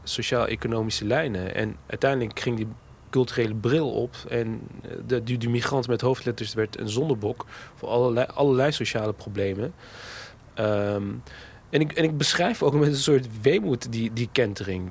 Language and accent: Dutch; Netherlands; in die wijk waar ik opgroeide